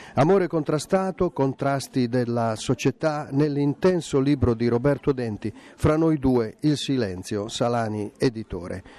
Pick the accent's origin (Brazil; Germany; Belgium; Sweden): Sweden; moved away as an adult; now in Italy